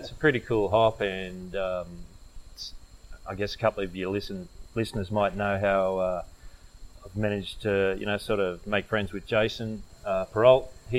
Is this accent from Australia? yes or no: yes; Young, New South Wales, Australia; moved away; also born or lived in Canberra; I grew up in a country town before we moved to Canberra, I grew up in Young, and, you know, that's just surrounded by cherry trees and stone fruit